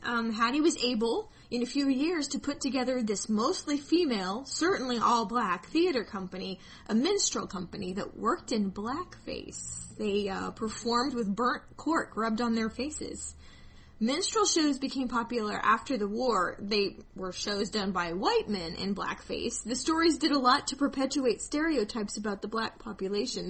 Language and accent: English; Wichita, Kansas, United States; Wichita, my hometown